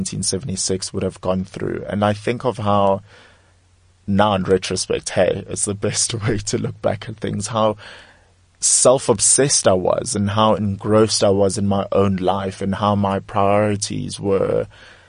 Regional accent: South Africa; for myself as a South African, for myself as a black South African

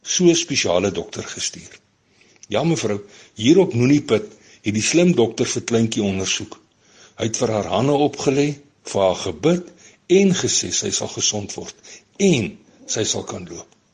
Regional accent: Kalahari, Northern Cape, South Africa; ek kom hier uit die Kalahari kant uit van die land

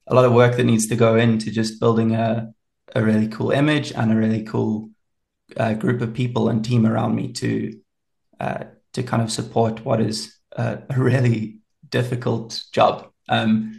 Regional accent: Pietermaritzburg, KwaZulu-Natal, South Africa; also born or lived in England; now in Pretoria, South Africa; I grew up down in KZN in Pietermaritzburg, which is a really cool little town

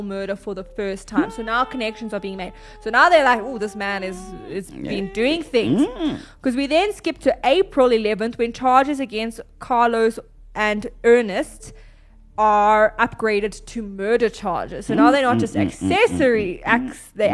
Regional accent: South Africa; we are from South Africa.

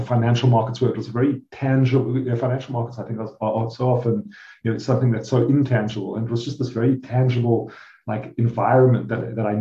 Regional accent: South Africa; I'm South African, so I'm Rand, and my wife happens to be Swiss

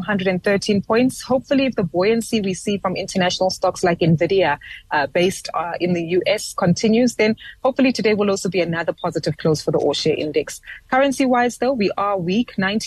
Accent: South Africa; we as South African consumers

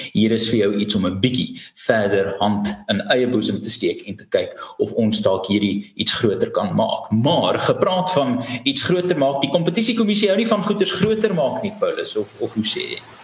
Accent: South Africa; As Suid-Afrikaners

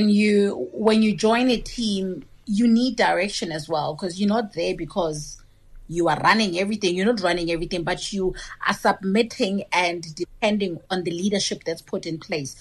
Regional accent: Limpopo, South Africa; we are from Limpopo or we are Venda speaking

